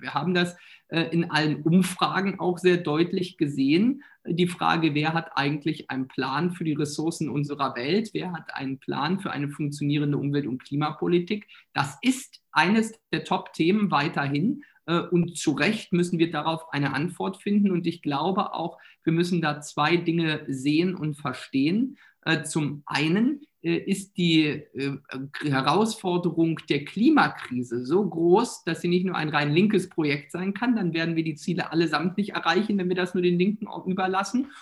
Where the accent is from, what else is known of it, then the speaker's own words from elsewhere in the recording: Mecklenburg-Vorpommern, Germany; Bei uns in Mecklenburg-Vorpommern